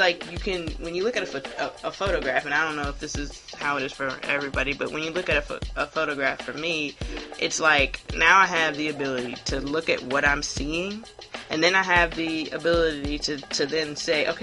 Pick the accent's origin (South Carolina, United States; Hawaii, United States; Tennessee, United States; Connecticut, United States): South Carolina, United States; Hilton Head; I'm from Hilton Head, South Carolina